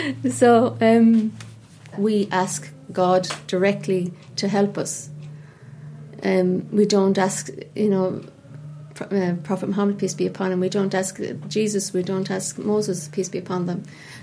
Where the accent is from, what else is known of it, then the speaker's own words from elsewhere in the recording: Cork, Munster, Ireland; also born or lived in London; I moved to Somerstown when I was 5, and I'm Cork born and bred. I was born in the Bonds, and you know, I'm from Cork, and I used to go to Mass on Sundays